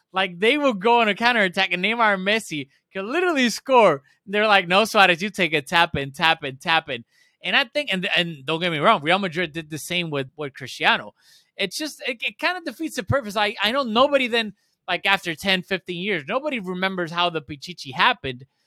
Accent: Puerto Rico; also born or lived in Spain; I'm from Puerto Rico. I'm not, to me, the way I was brought up and that I grew up here

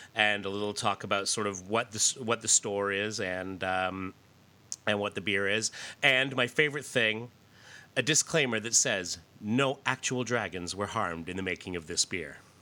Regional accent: Canada; I grew up in Canada.

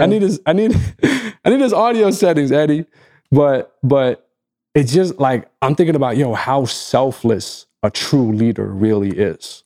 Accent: Egypt; first language Arabic; English is a second language; in my native language, as, as someone from Egypt

